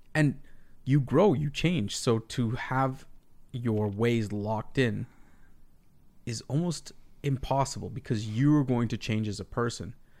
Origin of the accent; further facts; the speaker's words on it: Canada; being Canadian